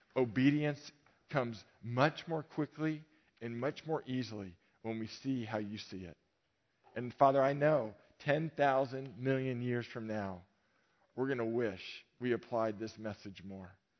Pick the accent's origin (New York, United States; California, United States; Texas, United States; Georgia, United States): California, United States; Novato; I grew up in Marin, but I grew up in Novato